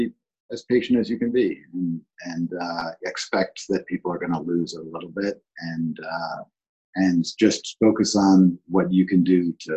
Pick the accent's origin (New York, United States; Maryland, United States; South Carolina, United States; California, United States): New York, United States; New York City; moved away; I grew up in New York City in the 70s